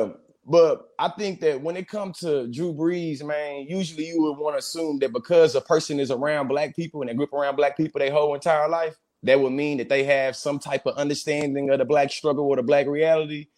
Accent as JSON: {"language": "English", "town": "Bryan", "region": "Texas", "country": "United States", "tie": "born or raised there", "said": "I'm from Bryan, College Station, Texas"}